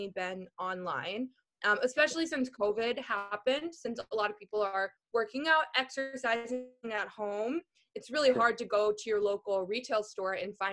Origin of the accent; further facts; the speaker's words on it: Minnesota, United States; moved away; also born or lived in East Texas; I grew up in Minnesota